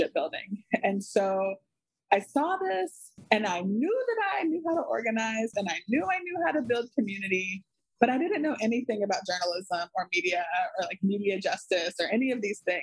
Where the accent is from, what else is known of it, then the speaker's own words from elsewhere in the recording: North Carolina, United States; led me back to North Carolina, which is my home state.